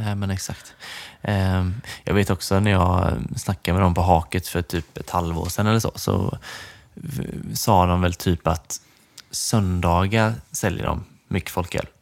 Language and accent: Swedish; Nässjö, Jönköping County, Sweden; moved away; jag är ju från Nässjö egentligen